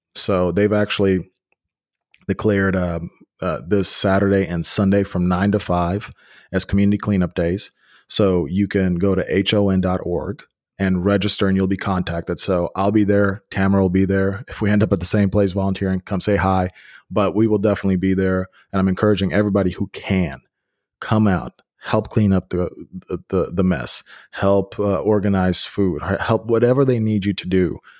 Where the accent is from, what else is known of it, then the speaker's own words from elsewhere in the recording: Memphis, Tennessee, United States; growing up in Memphis, we have tornado warnings all the time